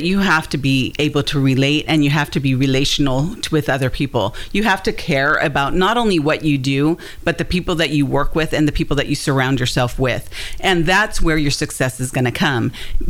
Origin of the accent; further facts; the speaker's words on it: California, United States; now in Hendersonville, United States; I mean, I came from Southern California.